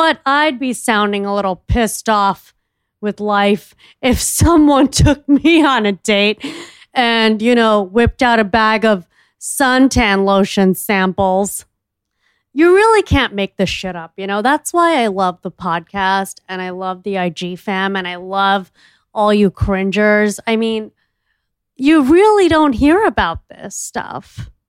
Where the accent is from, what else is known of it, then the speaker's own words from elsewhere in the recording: Miami, Florida, United States; I'm from Miami